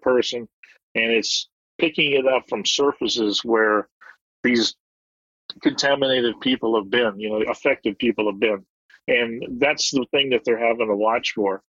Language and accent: English; United States; moved away as an adult; now in Waegwan, South Korea; as an American being over here